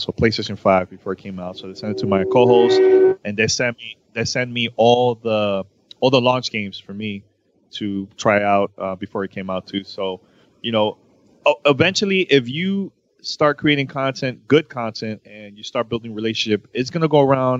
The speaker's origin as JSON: {"language": "English", "region": "New York", "country": "United States", "also_born_or_lived": "Miami", "moved": "as an adult", "said": "I moved from Miami and I went back home to New York 2 years ago"}